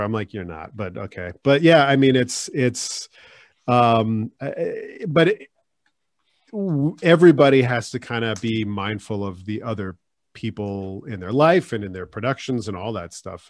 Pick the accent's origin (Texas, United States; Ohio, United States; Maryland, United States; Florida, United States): Maryland, United States; Silver Spring; now in California, United States; I'm from Maryland," and they go, "Like, Baltimore?" I'm like, "No, it's Silver Spring